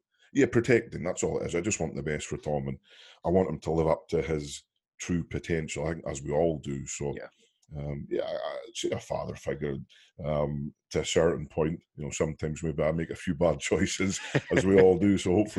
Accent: Wales, United Kingdom; Being a British guy as well from Wales

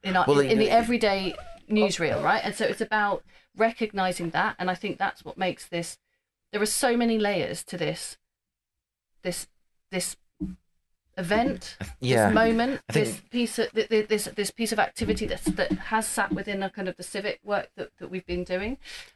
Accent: East of England, United Kingdom; So I grew up in Norfolk from the age of about five. And I'm also Jewish. My mother's Jewish.

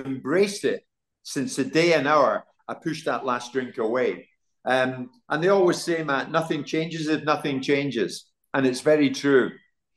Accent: Glasgow, Scotland, United Kingdom; now in London, United Kingdom; I'm from Glasgow.

